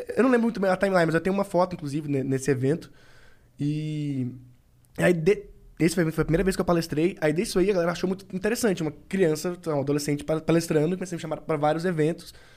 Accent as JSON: {"language": "Portuguese", "town": "Governador Valadares", "region": "Minas Gerais", "country": "Brazil", "moved": "yes", "said": "Eu morava em Minas ainda. Sou de Governador Valadares, que é a do interior de Minas"}